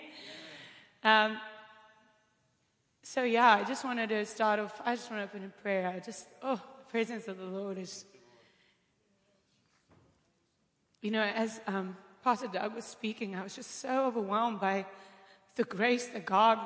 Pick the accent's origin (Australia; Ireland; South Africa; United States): South Africa; Cape Town, Western Cape; I am from Cape Town, South Africa